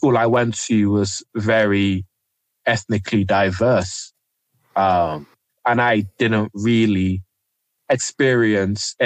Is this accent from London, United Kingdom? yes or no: yes; London, United Kingdom; also born or lived in Nigeria / Eltham, London; I grew up in the Plumstead area, but I also grew up for some time in Eltham as well.